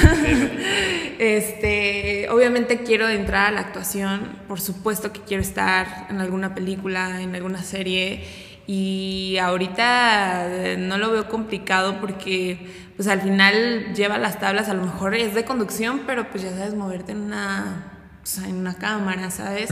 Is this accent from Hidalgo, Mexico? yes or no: yes; Pachuca, Hidalgo, Mexico; moved away as an adult; also born or lived in Toluca; now in Puebla, Mexico; fui para Pachuca, de donde yo soy. Eh, ahí viví 10 años